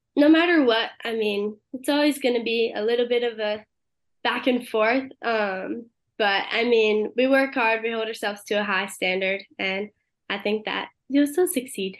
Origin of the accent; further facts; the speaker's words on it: Connecticut, United States; moved away; I'm originally from Connecticut